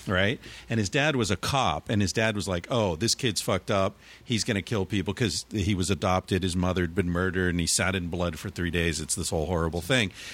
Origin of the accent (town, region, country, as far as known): United States; moved away as an adult; also born or lived in New York; now in Barcelona, Spain